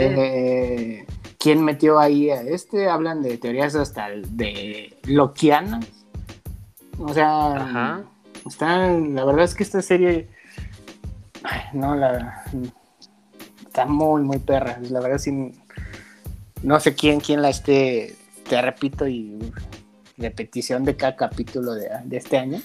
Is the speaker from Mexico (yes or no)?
yes; Mexico; lo dije como mexicano